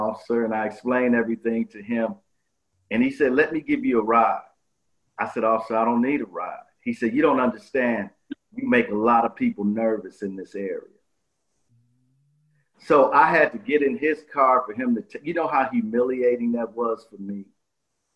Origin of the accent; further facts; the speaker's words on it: Milwaukee, Wisconsin, United States; I grew up in Milwaukee, Wisconsin.